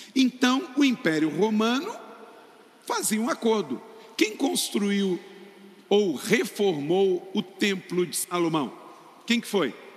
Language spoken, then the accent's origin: Portuguese; Macaé, Rio de Janeiro, Brazil; Eu nasci lá pertinho, em Macaé